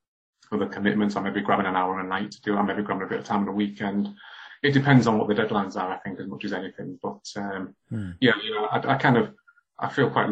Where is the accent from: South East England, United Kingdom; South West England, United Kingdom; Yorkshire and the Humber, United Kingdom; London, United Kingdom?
Yorkshire and the Humber, United Kingdom; Hull; when I was growing up in Hull in the 80s